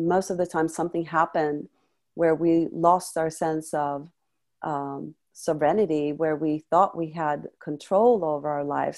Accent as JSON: {"language": "English", "country": "Sweden", "also_born_or_lived": "France", "moved": "yes", "said": "I came from Sweden"}